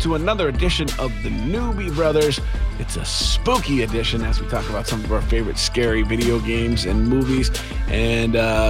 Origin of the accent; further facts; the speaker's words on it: Kansas City, United States; Growing up in Kansas City